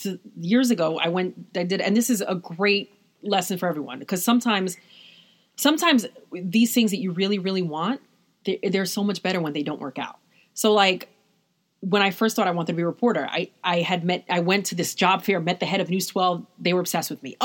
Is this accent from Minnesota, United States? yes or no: no; New York, United States; I'm from New York